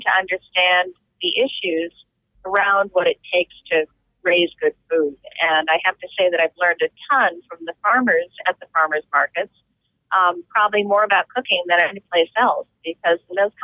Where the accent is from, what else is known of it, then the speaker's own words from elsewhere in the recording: New Jersey, United States; I grew up in New Jersey, which at one point really was the Garden State.